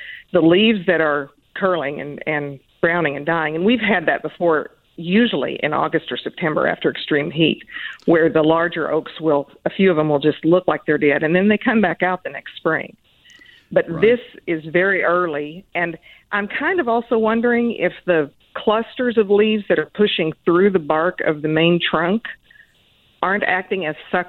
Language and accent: English; South Plains, West Texas, United States; I grew up in West Texas out on the South Plains